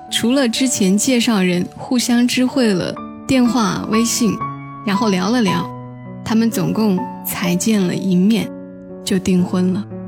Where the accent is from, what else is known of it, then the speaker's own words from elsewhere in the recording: Changsha, Hunan, China; 听得最多的是我们湖南这边的电台，最早的是柴静的《夜色温柔》，后来是杨景的《音乐回归线》，再有就是中午会听《星沙之声》《红池的开心十三点》，还有那个时候最喜欢的是冉威的《每夜唱不停》